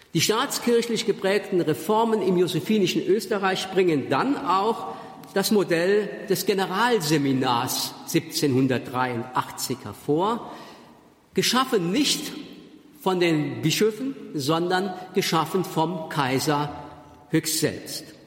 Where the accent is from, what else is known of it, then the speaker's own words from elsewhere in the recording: Germany; accent: Moselle Franconian; first language Moselle Franconian; in meinem moselfränkischen Dialekt den ich als Muttermilch sozusagen genossen habe